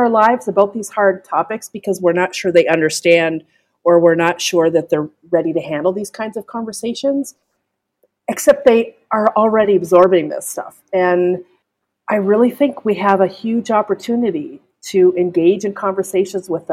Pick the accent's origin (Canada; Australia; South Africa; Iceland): Canada; I'm Canadian, and we don't say, or we don't pronounce that letter as